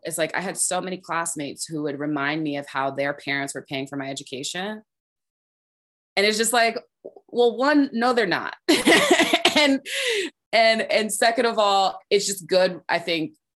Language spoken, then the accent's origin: English; Orange, New Jersey, United States; I grew up in New Jersey, as I was saying, I grew up on Sterling Avenue